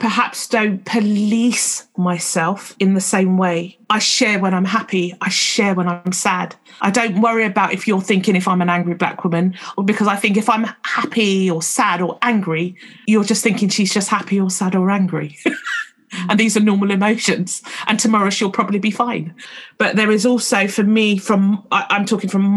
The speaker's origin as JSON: {"language": "English", "region": "London", "country": "United Kingdom", "tie": "born or raised there", "said": "I've spent most of my life, particularly growing up in London"}